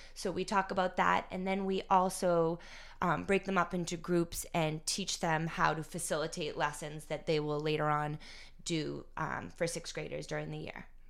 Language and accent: English; North Andover, Massachusetts, United States; I grew up in North Andover, grew up hanging out here at the U Center